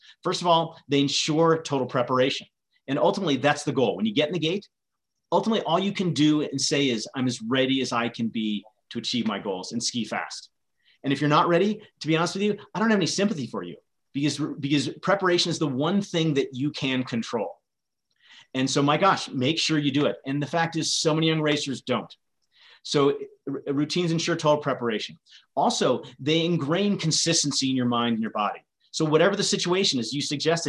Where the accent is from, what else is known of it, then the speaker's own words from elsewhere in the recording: Vermont, United States; I grew up in Vermont